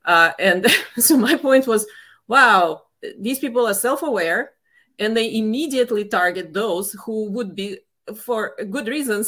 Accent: Russia; moved away as an adult; now in United States; I left the former Soviet Union. I mean, I grew up in the Soviet Union, then it collapsed.

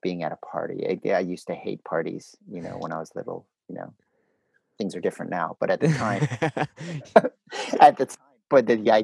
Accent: United States; moved away; also born or lived in Canada; I grew up in the States

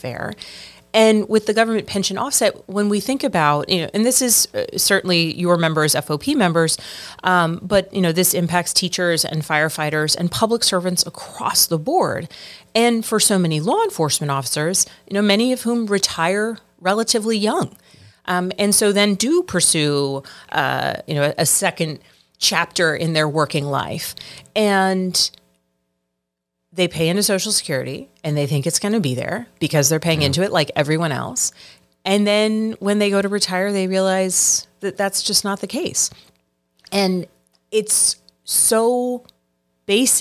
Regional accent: Virginia, United States; I grew up in Virginia

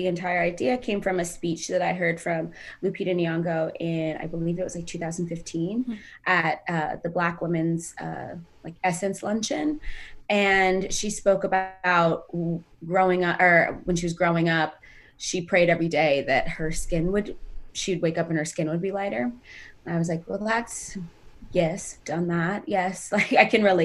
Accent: Sacramento, California, United States; moved away as an adult; also born or lived in Ethiopia; now in Los Angeles, United States; I grew up in Sacramento and moved out to LA about 8 years ago.

